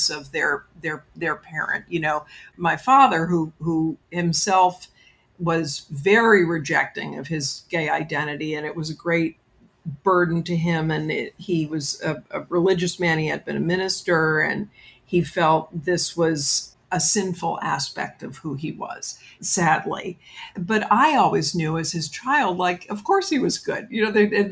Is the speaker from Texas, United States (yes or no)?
no; New York City, New York, United States; I grew up in New York City